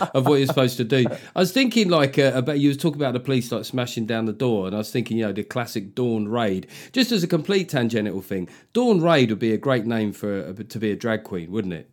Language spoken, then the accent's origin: English; London, United Kingdom; I grew up in London